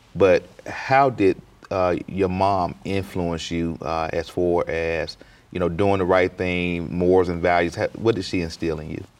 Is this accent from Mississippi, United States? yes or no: yes; Clarksdale, Mississippi, United States; I'm, you know, from Clarksville as well